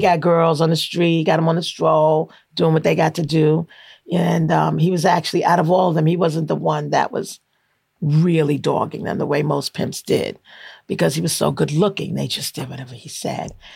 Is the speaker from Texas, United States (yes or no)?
no; New York City, New York, United States; None of them realized I was from Flatbush